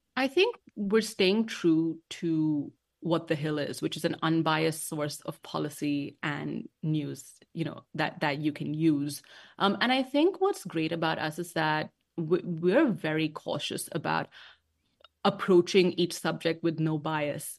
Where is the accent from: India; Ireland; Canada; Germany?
India; Mumbai, Maharashtra; moved away as an adult; also born or lived in London, United Kingdom; now in Washington, D.C., United States; I was born and raised in Bombay or Mumbai, as it's known now, um, in India